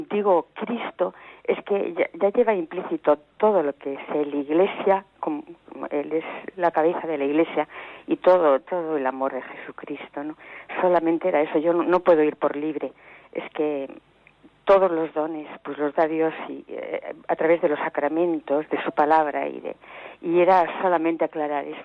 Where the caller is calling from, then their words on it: Ciudad Real, Castilla-La Mancha, Spain; Mire, soy de Ciudad Real